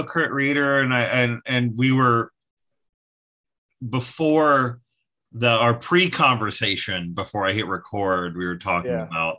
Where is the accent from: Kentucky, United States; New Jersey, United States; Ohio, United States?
New Jersey, United States; I grew up in New Jersey, which there are no woods